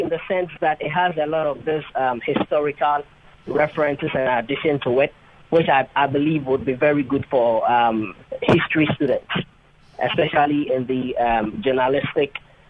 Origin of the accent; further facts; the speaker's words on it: Ghana; also born or lived in Tokyo, Japan; now in Kobe, Japan; No, I'm a Ghanaian. Just graduated from the University of Tokyo, and I'm now working in Kobe.